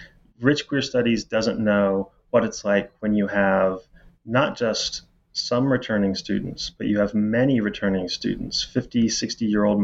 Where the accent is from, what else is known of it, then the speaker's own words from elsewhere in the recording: Indiana, United States; As I said, I'm from Indiana. And, you know, you sort of can never leave home. I'm never going back to Indiana.